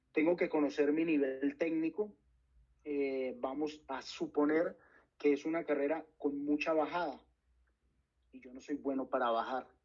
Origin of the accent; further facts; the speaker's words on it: Valle del Cauca, Colombia; soy del Valle del Cauca y puedo sentir que mis rivales son de Antioquia o son de la sabana